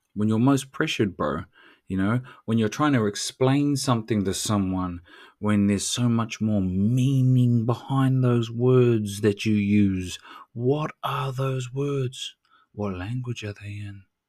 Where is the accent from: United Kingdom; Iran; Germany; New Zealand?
New Zealand; I'm Tuturu Māori, tikanga Māori.